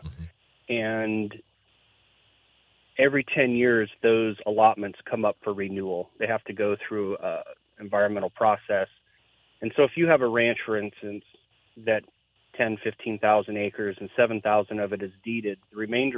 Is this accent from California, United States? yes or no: no; Missoula County, Montana, United States; moved away as an adult; now in Washington, D.C., United States; I grew up on the west side of the state. I grew up in Missoula County.